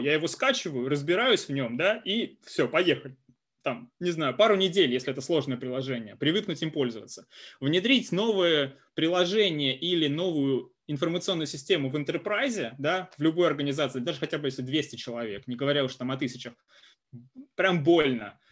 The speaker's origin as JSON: {"language": "Russian", "town": "Kursk", "region": "Kursk Oblast", "country": "Russia", "tie": "born or raised there", "also_born_or_lived": "Moscow", "moved": "as an adult", "said": "я родом из Курска, есть такой прекрасный город э, в э, России"}